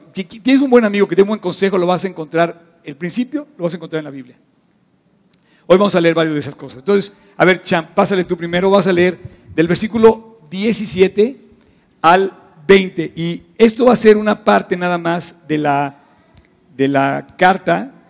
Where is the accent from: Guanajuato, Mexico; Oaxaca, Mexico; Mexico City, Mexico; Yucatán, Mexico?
Mexico City, Mexico; la urbe a la que nosotros pertenecemos se llama DF